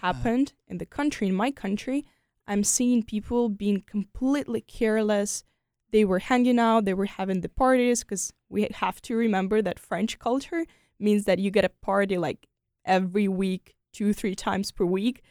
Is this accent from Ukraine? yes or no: yes; Ukraine; moved away as an adult; also born or lived in France; now in United States; I'm so proud to be Ukrainian